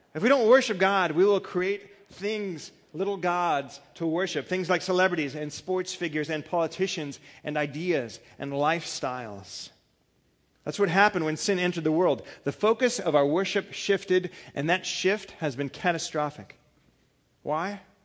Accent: California, United States; I'm from California

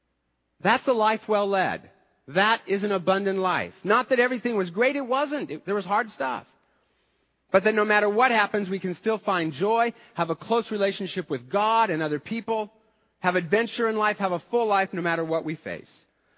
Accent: United States; as American Christians

